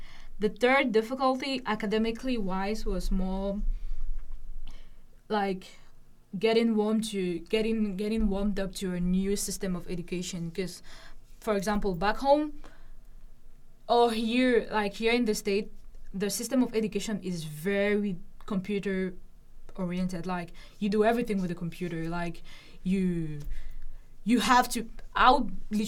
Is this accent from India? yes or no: no; Cameroon; moved away as an adult; now in Lincoln, United States; I'm originally from Cameroon, and we speak French and English.